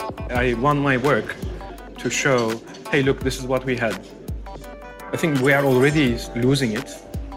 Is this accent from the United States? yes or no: no; Istanbul, Turkey; I've been following what's happening in Istanbul because it's my hometown.